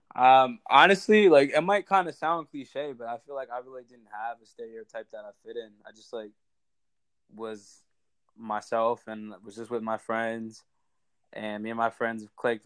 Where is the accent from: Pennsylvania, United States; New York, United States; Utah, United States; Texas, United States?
Pennsylvania, United States; Harrisburg; I'm from Harrisburg, Pennsylvania